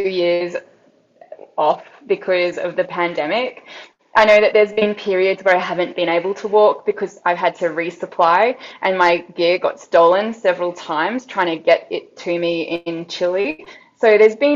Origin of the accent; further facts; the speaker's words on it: Brisbane, Queensland, Australia; I come from Brisbane in Australia, but I mean, everyone moves around a lot, so I've lived in all sorts of different places, but Australia is definitely home for me.